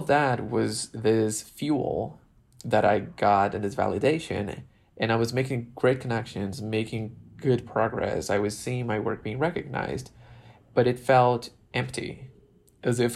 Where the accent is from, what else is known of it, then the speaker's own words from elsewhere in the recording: Brazil; moved away as an adult; now in Los Angeles, United States; my experience in my island and my hometown in Brazil